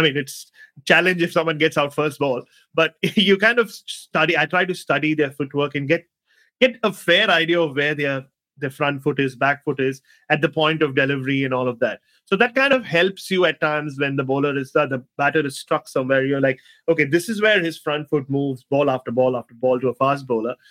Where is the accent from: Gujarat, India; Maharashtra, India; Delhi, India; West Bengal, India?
Maharashtra, India; Mumbai; moved away; also born or lived in Australia; So I was, was born in Ghatkopar, spent my first two years in Ghatkopar. I went to school in Ghatkopar, but my house that I grew up in and my mother still owns, where I slept when I went to Bombay now, uh, is in that it's in that undefined zone between Ghatkopar and Chembur